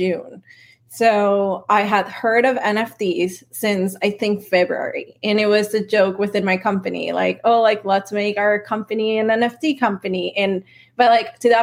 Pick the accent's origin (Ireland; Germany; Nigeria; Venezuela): Venezuela; moved away; also born or lived in Silicon Valley; I'm Latina. I'm from Venezuela